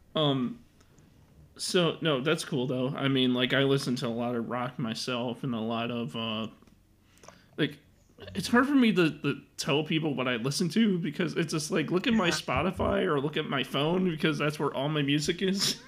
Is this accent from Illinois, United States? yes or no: yes; Chicago, Illinois, United States; I've been living in Chicago my whole life